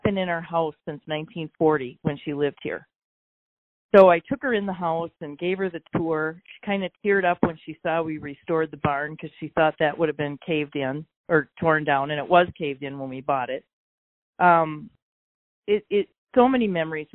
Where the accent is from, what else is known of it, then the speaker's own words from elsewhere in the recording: Delano, Minnesota, United States; I grew up in Delano